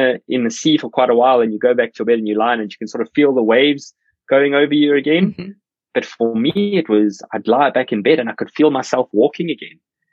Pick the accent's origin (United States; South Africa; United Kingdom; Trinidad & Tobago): South Africa; I'm South African